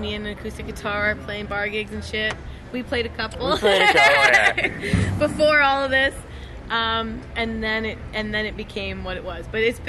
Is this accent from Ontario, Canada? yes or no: yes; Kitchener, Ontario, Canada; I'm from Kitchener, so it's about an hour away from Toronto.